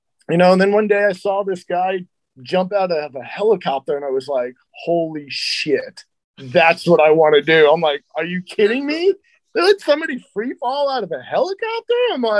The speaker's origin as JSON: {"language": "English", "area": "Long Island", "region": "New York", "country": "United States", "tie": "born or raised there", "said": "I grew up on Long Island, New York."}